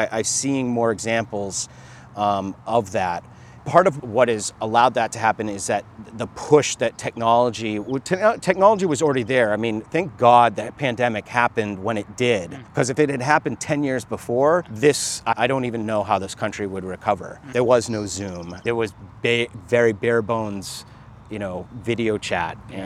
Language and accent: English; United States; born or raised there; also born or lived in Jamaica